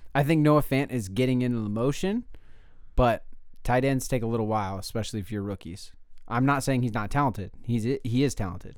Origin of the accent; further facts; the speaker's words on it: California, United States; I'm from California